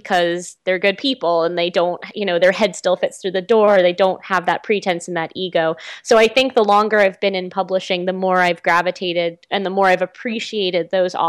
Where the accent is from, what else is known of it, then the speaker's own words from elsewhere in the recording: Nashville, Tennessee, United States; But I grew up mostly in Nashville, Tennessee. So I am like a very strange hybrid. I've grown up in enough places that my accent just has what I would call like a continental flatness to it.